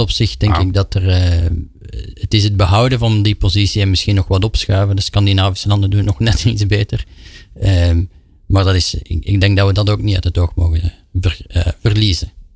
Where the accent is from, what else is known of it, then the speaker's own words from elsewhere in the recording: Belgium; ik als Belg